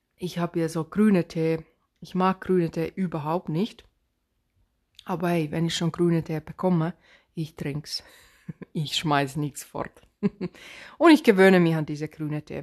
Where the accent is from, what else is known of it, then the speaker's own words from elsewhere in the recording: Finland; accent: Finnish; Swabian dialect; German is a second language; also born or lived in Swabia; now in Germany; ich bin ursprünglich aus Finnland, deswegen dieser komische Akzent. Ich habe mein Deutsch mit Schwaben gelernt, deswegen dieser komische Dialekt